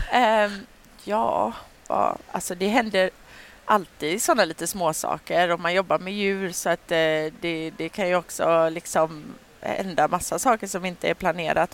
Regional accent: Sweden; jag var här hemma i Sverige

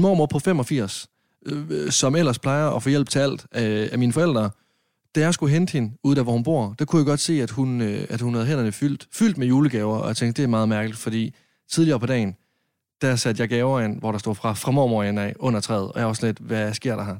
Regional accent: Varde, Southern Denmark, Denmark; now in Copenhagen, Denmark; Jeg var hjemme i Varde med mine forældre, min søster, min mormor

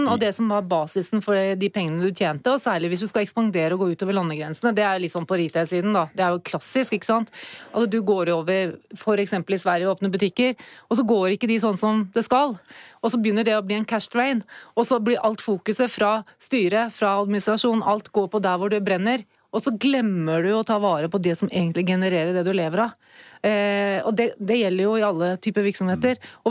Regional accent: Norway; som nordmann

